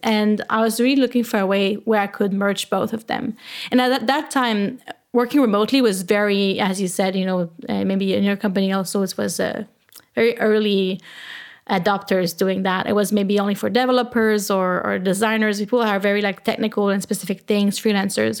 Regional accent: Canada; accent: French; English is a second language; now in Berlin, Germany; I am originally from Canada. I am French Canadian, so I have a little French accent when I speak English

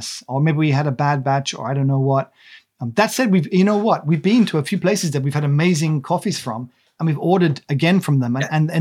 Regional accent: Monmouth, Wales, United Kingdom; moved away; also born or lived in Shropshire; I grew up in the Wye Valley. I mean, near the Wye Valley in a place called Cherry Orchard Farm, near Monmouth. And then we moved to Shropshire

